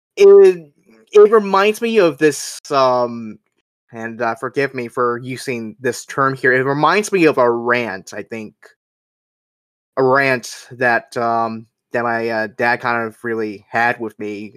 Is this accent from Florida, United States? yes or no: yes; Orlando, Florida, United States; Grew up uh, in my hometown of Orlando, Florida